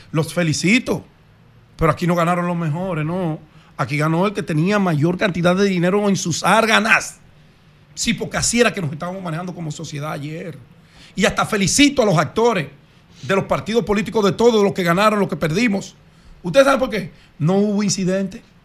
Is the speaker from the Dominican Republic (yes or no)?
yes; Dominican Republic; Yo como buen dominicano